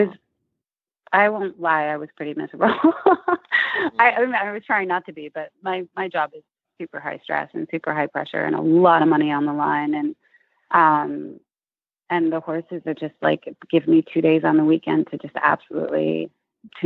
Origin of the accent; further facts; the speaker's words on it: Connecticut, United States; moved away as an adult; now in New York City, United States; I grew up in Connecticut, about 2 hours away